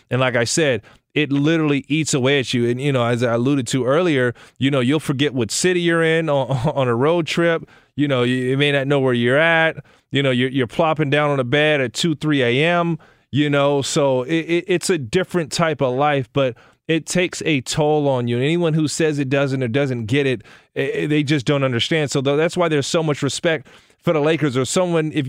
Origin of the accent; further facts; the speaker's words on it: Chicago, Illinois, United States; I'm from Chicago.